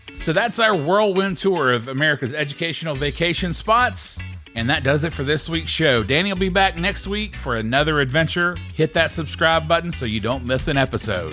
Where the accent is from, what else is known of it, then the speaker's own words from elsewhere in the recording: Atlanta, Georgia, United States; my hometown, Atlanta